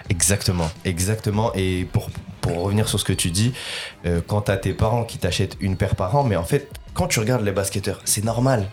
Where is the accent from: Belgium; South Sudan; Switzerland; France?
France; Lille, Hauts-de-France; je suis originaire du Nord et je viens de Lille et j'habite encore euh, du côté de Lille.